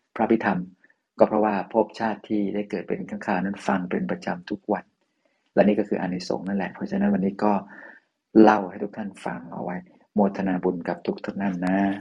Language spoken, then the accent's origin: Thai; Lampang, Thailand; moved away; หลวงพี่ก็เดินทางมาที่บ้านเกิดจังหวัดลำปาง